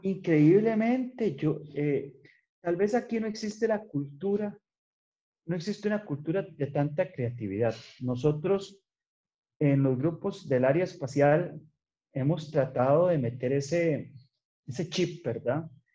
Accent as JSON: {"language": "Spanish", "town": "San Ramón", "region": "Alajuela", "country": "Costa Rica", "tie": "born or raised there", "also_born_or_lived": "Netherlands", "said": "yo soy de San Ramón de Arajuela, estudié en la escuela laboratorio en San Ramón"}